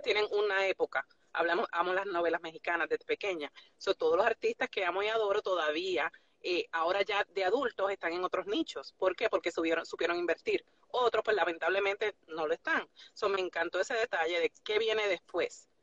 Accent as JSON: {"language": "Spanish", "country": "Puerto Rico", "moved": "yes", "lives_now": "Nashville, United States", "said": "Soy de Puerto Rico, pero eh, resido en Nashville."}